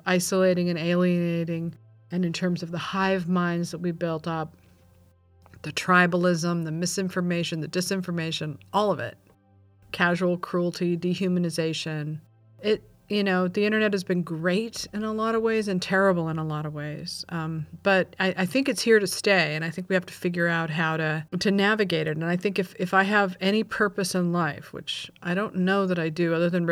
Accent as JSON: {"language": "English", "region": "California", "country": "United States", "tie": "born or raised there", "also_born_or_lived": "Oxnard, California / Simi Valley, California / Ojai, California / Malibu, California", "said": "I grew up in California"}